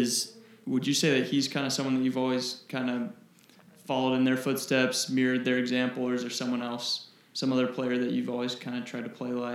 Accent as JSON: {"language": "English", "area": "2 hours south of Logan", "region": "Utah", "country": "United States", "tie": "born or raised there", "lives_now": "Logan, United States", "said": "I didn't grow up in Logan. I grew up 2 hours south."}